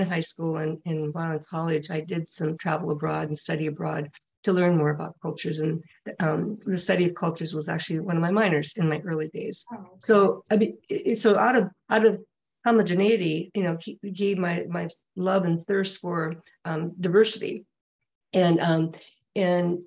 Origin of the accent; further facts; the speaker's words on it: Minnesota, United States; moved away; my home state of Minnesota